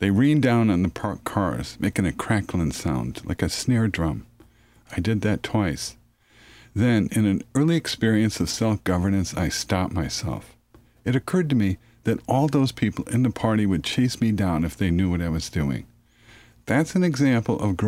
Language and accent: English; Chicago, Illinois, United States; I grew up on Chicago's south side with railroad tracks in back of my house